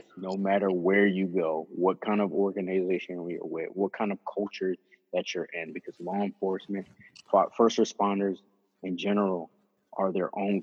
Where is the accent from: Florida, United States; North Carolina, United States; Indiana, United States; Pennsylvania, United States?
Pennsylvania, United States; Philadelphia; I grew up in Kensington